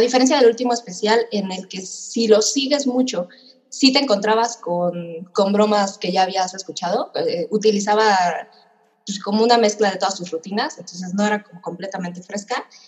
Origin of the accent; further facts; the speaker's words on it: Mexico; yo nací en México